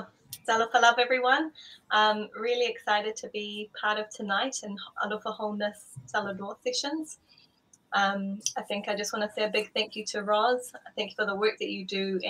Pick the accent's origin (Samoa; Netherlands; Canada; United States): Samoa; Malua; moved away; we grew up in Malua, as he was the principal of Malua Theological College for a number of years.